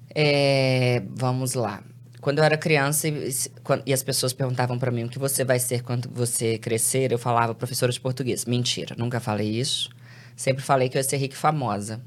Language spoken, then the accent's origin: Portuguese; Belo Horizonte, Minas Gerais, Brazil; Eu sou de Belo Horizonte